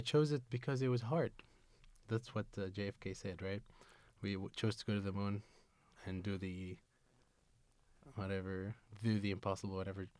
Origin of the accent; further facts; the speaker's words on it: Tunisia; English is a second language; moved away as an adult; now in Seattle, United States; I am from Tunisia